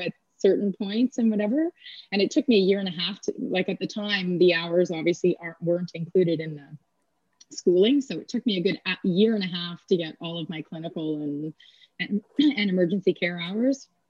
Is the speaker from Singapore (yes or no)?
no; Kingston, Ontario, Canada; I'm from Kingston, Ontario. Okay. And so I grew up near the base.